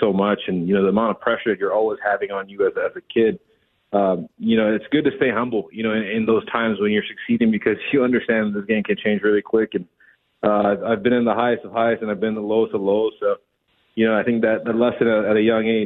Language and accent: English; Big Island, Hawaii, United States; moved away; I'm from the Big Island.